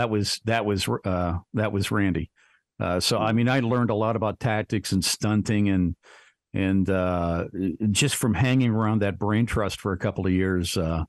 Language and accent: English; New Castle, Pennsylvania, United States; also born or lived in Lake Charles, Louisiana / Columbia; now in Savannah, United States; I am originally from Newcastle, Pennsylvania, Western PA, about 40 miles north of Pittsburgh.